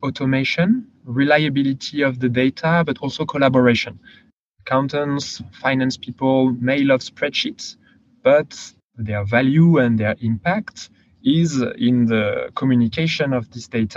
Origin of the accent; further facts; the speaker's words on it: France; accent: French; English is a second language; moved away; originally from France. You can probably tell from my accent.